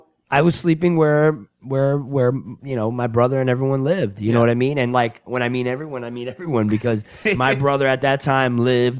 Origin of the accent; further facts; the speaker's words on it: New Jersey, United States; born there; also born or lived in Florida; my family by that point had relocated to Florida. I was born in New Jersey, but they went down there in like 80, 81 or whatever. And I was living in Florida with my mom and dad and my other siblings.